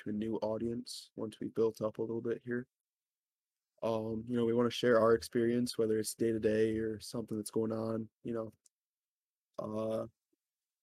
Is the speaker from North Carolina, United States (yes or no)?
no; New York, United States; I'm from New York.